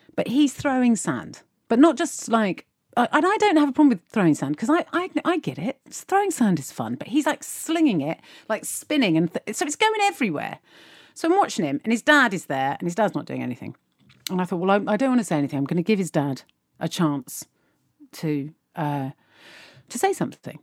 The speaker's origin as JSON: {"language": "English", "country": "United Kingdom", "said": "as British people"}